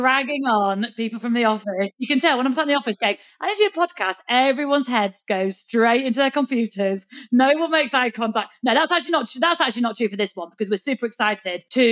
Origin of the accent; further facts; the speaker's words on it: the north of England, United Kingdom; accent: Northern; hopefully you understand my Northern accent